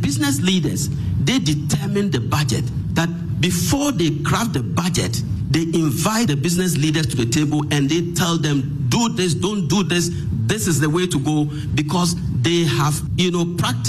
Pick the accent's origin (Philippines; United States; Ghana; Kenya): Ghana